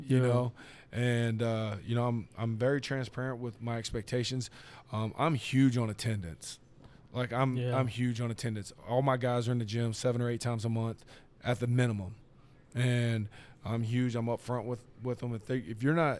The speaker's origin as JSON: {"language": "English", "town": "Grapevine", "region": "Texas", "country": "United States", "tie": "born or raised there", "said": "I'm from Grapevine"}